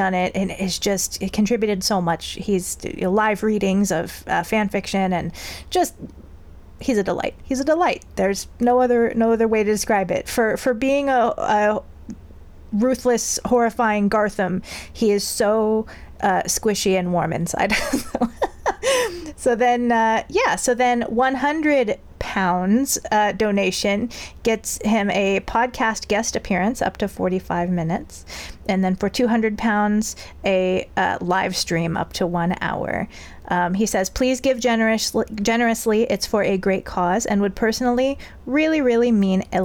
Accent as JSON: {"language": "English", "region": "California", "country": "United States", "said": "me as a Californian"}